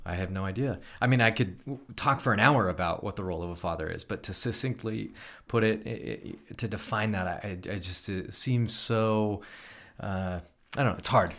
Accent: Elk Grove, California, United States; grew up in Elk Grove

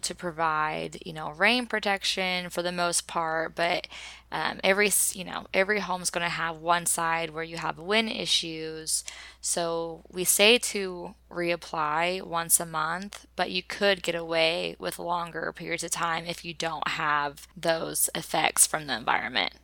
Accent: Oklahoma, United States; we grew up as farmers in Oklahoma

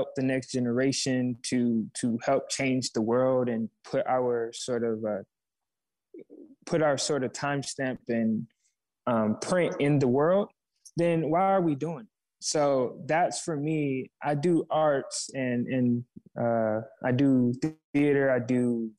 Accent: Flint, Michigan, United States; moved away; also born or lived in Georgia; I grew up in Flint

